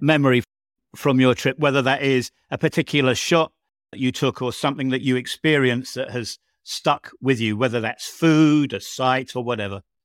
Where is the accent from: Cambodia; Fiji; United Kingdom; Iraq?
United Kingdom; now in Bosnia and Herzegovina; my home country of the United Kingdom